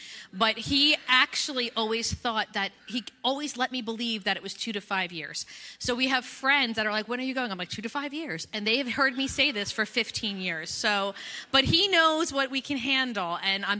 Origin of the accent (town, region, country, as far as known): New Jersey, United States